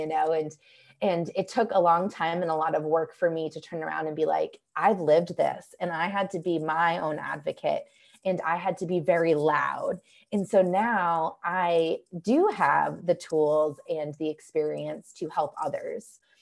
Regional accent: just outside of Boston, Massachusetts, United States; now in Asheville, United States; I grew up just outside of Boston

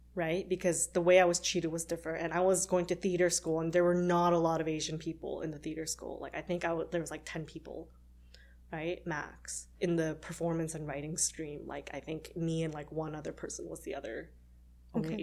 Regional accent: Canada; I'm actually Canadian

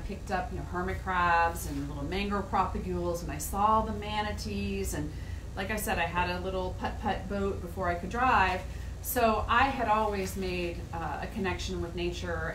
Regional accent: Martin County, Florida, United States; I grew up in Martin County and it was pretty rural

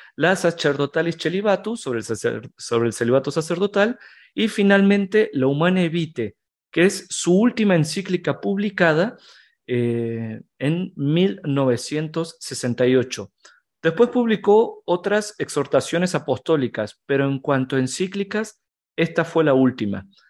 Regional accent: Argentina; now in Mexico City, Mexico; yo soy argentino, tengo 30 a unas horas de cumplir 31

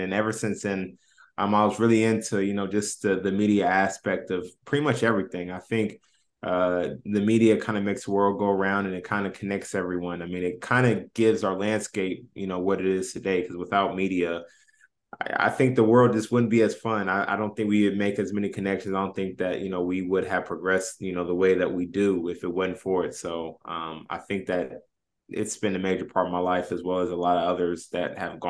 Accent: Indianapolis, Indiana, United States; Yeah, so I grew up obviously in Indianapolis, played high school ball, was Indiana All-Star

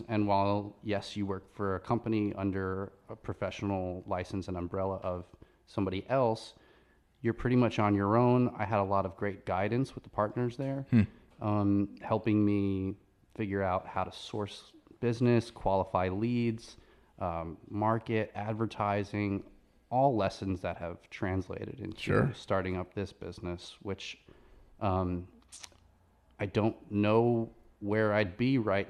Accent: Long Island, New York, United States; moved away as an adult; also born or lived in Manhattan, New York; now in Charleston, United States; I'm from Long Island.

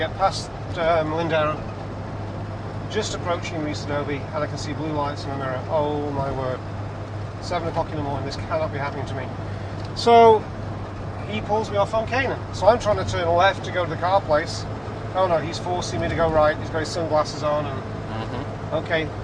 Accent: Manchester, North West England, United Kingdom; moved away as an adult; now in Malibu, United States; I said, "Manchester, England."

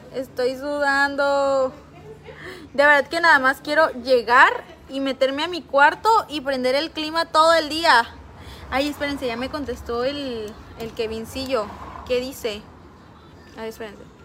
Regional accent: Veracruz, Mexico; Soy del puerto de Veracruz

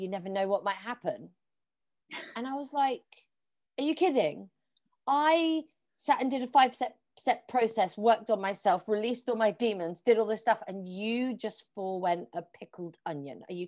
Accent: Plymouth, South West England, United Kingdom; moved away as an adult; now in London, United Kingdom; I'm going to move back to my hometown, which is in Plymouth, which is on the southwest coast of England.

